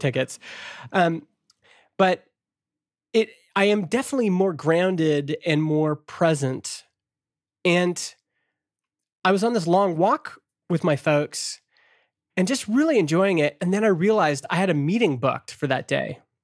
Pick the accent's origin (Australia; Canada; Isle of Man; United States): Canada; as a Canadian